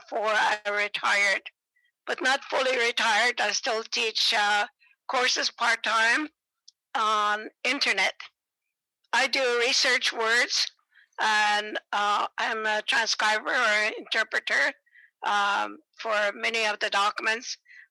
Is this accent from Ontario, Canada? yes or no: yes; Wikwemikong, Ontario, Canada; moved away as an adult; now in Peterborough, Canada; I came from Wukumukum, Unceded Preserve. I'm now residing in Peterborough. I came to school here at Trent University, and this is where I started. And they knew that I was a fluent speaker